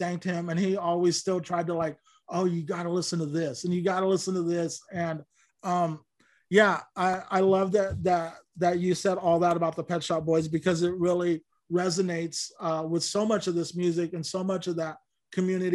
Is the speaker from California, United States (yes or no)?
yes; Lamont, California, United States; I grew up in Lamont, which was even smaller and more narrow-minded